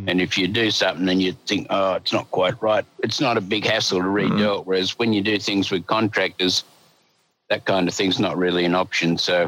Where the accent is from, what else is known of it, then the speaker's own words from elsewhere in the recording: Sydney, New South Wales, Australia; born there; I was born in Sydney, so you got to be miles out of Sydney before you can get far enough out of Sydney to get real estate